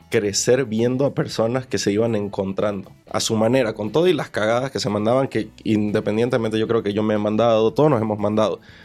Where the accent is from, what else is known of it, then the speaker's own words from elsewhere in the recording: Bolivia; moved away as an adult; now in Mexico; Yo soy de Bolivia